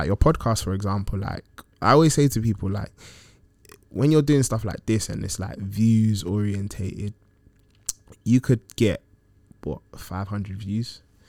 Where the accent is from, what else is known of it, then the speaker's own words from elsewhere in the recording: Ghana; When I go back to Ghana, like, obviously I'm Ghanaian by origin